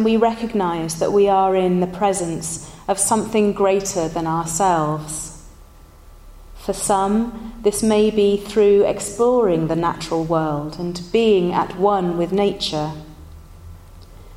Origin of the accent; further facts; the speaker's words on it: Somerset, South West England, United Kingdom; moved away; when I was growing up in Somerset, my favourite place to play was the Great Forest